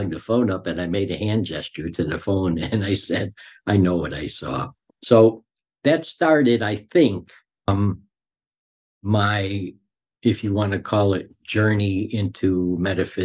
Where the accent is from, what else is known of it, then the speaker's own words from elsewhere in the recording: Chicago, Illinois, United States; also born or lived in Cicero, Illinois; I grew up in Chicago